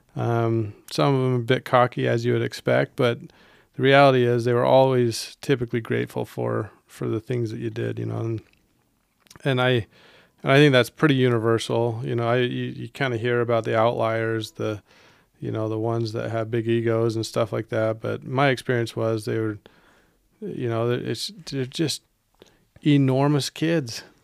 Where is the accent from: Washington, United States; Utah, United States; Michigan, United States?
Utah, United States; Holladay; moved away; I grew up in Holiday